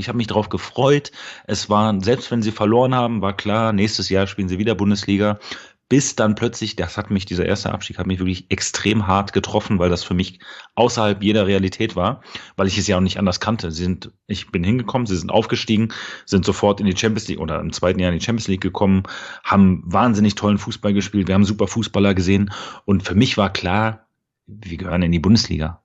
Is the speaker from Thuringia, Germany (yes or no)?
no; Berlin, Germany; moved away as an adult; now in Dortmund, Germany; ich bin im äh, schönen Berlin-Spandau geboren. Ähm, bin äh, dort auch aufgewachsen